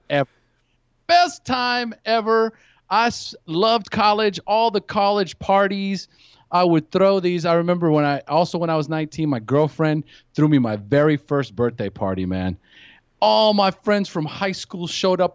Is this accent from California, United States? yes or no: yes; California, United States; also born or lived in San Luis Obispo; now in Costa Rica; I'm from California originally.